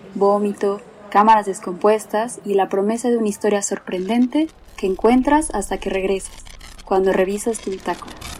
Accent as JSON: {"language": "Spanish", "country": "Mexico", "said": "los mexicanos estamos pegados a Estados Unidos"}